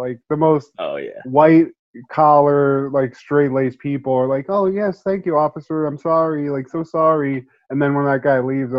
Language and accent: English; Ohio, United States; but, I mean, I'm from Ohio and people are like, oh man, you have such an accent.